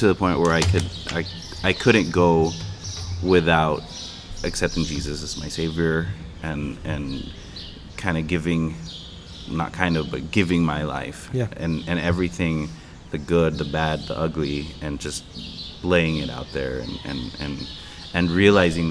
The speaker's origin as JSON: {"language": "English", "town": "Eagle Pass", "region": "Texas", "country": "United States", "tie": "born or raised there", "also_born_or_lived": "Nashville / Chicago", "moved": "as an adult", "lives_now": "Piedras Negras, Mexico", "said": "We were both born here in Piedras Negras, right here, just a couple miles from where we are now. But we grew up in Eagle Pass"}